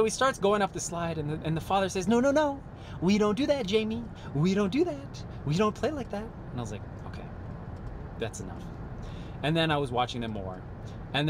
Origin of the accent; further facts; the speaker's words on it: United States; I'm American through and through, born, raised, and bred here in the United States